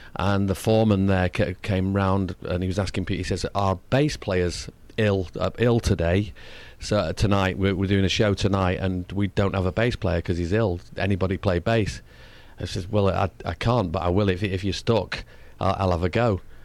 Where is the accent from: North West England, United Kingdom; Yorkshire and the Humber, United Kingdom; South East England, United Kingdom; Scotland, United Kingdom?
North West England, United Kingdom; Manchester; my accent is different to the London. Like, I come from Manchester, wh-, which is one hundred and eighty miles north of London.